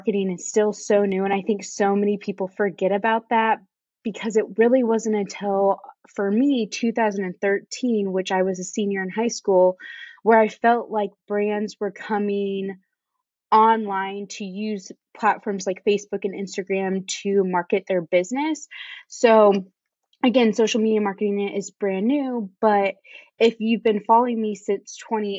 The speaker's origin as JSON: {"language": "English", "region": "Indiana", "country": "United States", "tie": "born or raised there", "also_born_or_lived": "Chicago", "moved": "as an adult", "lives_now": "Charleston, United States", "said": "I was born and raised in Indiana, but now I live in Charleston with my husband"}